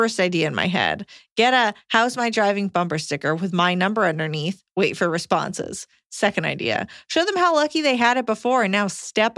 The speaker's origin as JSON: {"language": "English", "region": "Montana", "country": "United States", "tie": "born or raised there", "also_born_or_lived": "Colorado", "said": "moved back to my home state in Montana after living in Colorado for the first few years of dating and marriage"}